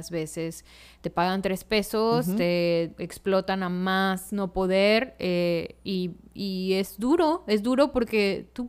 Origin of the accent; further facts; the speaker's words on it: Mexico; como mexicanos